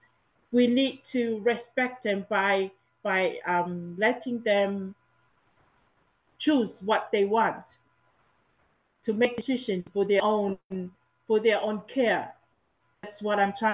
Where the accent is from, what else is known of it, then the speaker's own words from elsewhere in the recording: Tonga; moved away as an adult; now in New Zealand; I was in Tonga until 2017